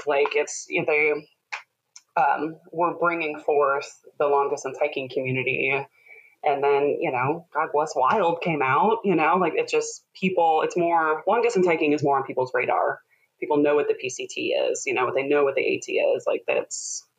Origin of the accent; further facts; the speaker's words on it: Midwest, United States; I think growing up in the Midwest, you have a little, always a bit of a background of home ec.